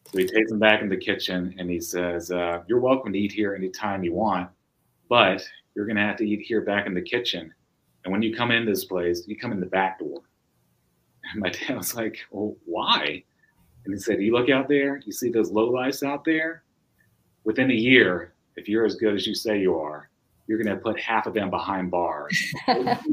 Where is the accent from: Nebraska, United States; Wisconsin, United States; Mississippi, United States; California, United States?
Mississippi, United States; Meridian; moved away as an adult; also born or lived in New York City / Oxford, Mississippi; my hometown of Meridian, Mississippi.